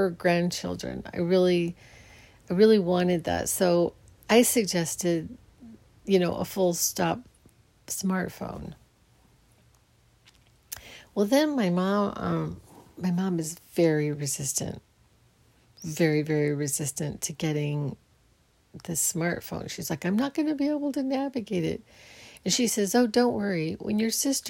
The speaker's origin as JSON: {"language": "English", "town": "Phoenix", "region": "Arizona", "country": "United States", "tie": "born or raised there", "said": "I grew up in Phoenix"}